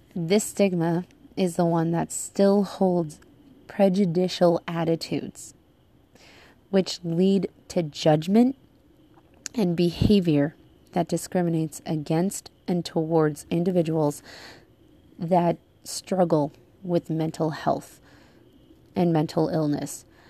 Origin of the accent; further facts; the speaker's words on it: United States; moved away; my home country of the United States